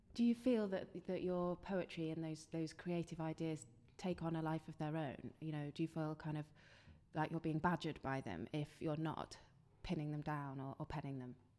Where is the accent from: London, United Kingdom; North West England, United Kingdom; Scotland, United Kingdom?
London, United Kingdom; born or raised there; moved away